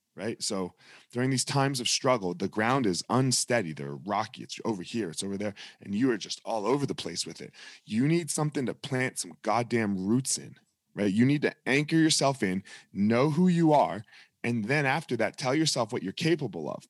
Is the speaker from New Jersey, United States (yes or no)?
yes; New Jersey, United States; I grew up in South Jersey